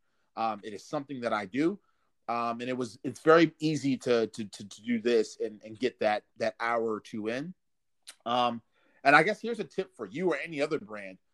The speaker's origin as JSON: {"language": "English", "region": "Maryland", "country": "United States", "tie": "born or raised there", "said": "It takes me 28 minutes to get back to my hometown"}